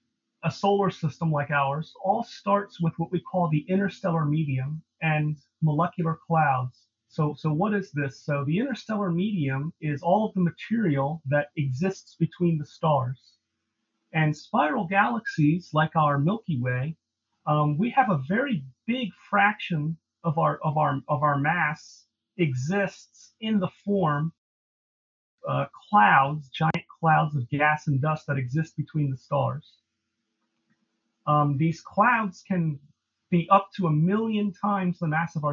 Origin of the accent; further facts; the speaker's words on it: East Coast, United States; moved away; I'm originally from the East Coast, and the light pollution on the East Coast is terrible